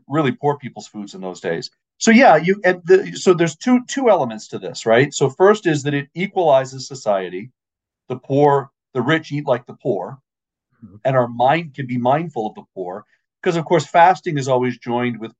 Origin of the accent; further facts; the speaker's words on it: Maine, United States; I grew up in Maine.